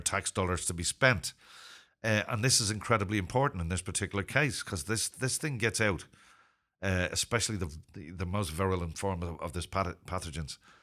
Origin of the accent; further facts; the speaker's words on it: Ireland; also born or lived in Zimbabwe; I'm not British. I'm Irish